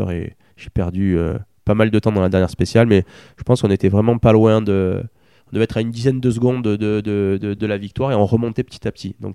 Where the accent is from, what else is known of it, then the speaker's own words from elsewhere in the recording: France; et que moi je suis français, et qu'on est tous les deux français